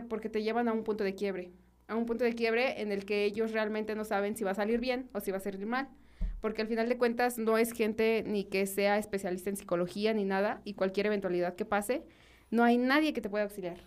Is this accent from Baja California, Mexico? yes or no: no; Guanajuato, Mexico; soy originaria de, Guanajuato Capital